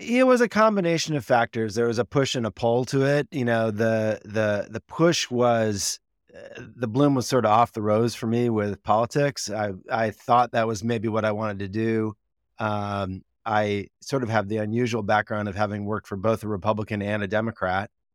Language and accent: English; Wisconsin, United States; moved away as an adult; also born or lived in Washington, D.C.; now in California, United States; I'm a Midwesterner at heart. I grew up in Wisconsin, uh, for most of my, you know, teenage years